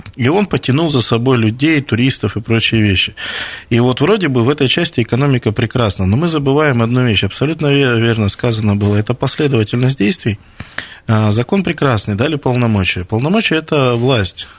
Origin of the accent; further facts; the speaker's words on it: Krasnoyarsk, Krasnoyarsk Krai, Russia; как жители Красноярска